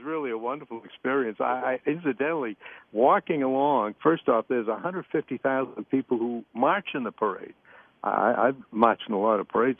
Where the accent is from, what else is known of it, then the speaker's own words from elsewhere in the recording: Maine, United States; to be Americans, but especially to have been born and raised in Maine